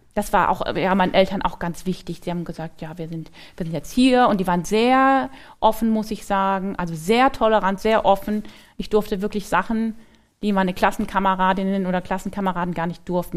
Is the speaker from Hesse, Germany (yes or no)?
yes; Frankfurt am Main, Hesse, Germany; moved away as an adult; also born or lived in Cologne; now in Mannheim, Germany; Ich bin in Frankfurt am Main geboren und da war ich auch ähm, bis zum Abitur